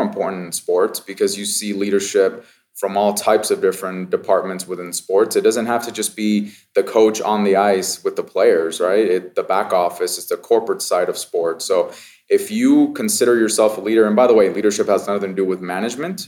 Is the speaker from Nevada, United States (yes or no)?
yes; Las Vegas, Nevada, United States; I grew up in Vegas, so this is my hometown